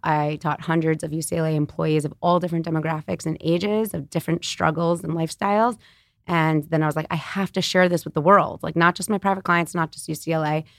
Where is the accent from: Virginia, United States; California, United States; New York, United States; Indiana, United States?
New York, United States; New York City; I'm born and raised in New York City on the Upper West Side